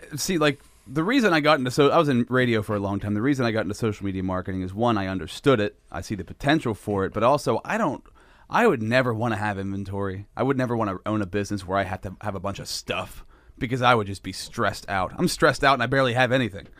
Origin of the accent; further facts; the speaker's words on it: Sinking Valley, Pennsylvania, United States; I grew up in Sinking Valley